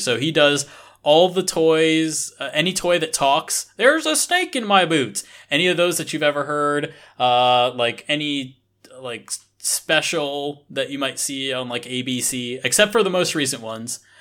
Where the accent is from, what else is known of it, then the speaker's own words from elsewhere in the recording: United States; moved away as an adult; now in Japan; as an American